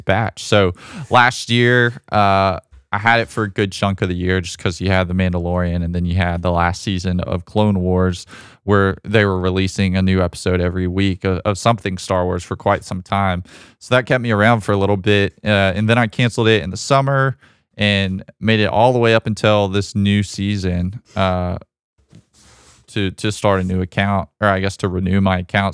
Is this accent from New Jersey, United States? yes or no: no; Alabama, United States; I'm from Alabama